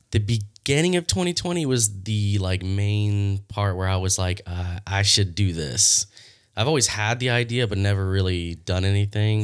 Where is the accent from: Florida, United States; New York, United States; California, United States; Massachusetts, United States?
Florida, United States; Leesburg; I'm born and raised in Leesburg, Florida. I've been here my whole life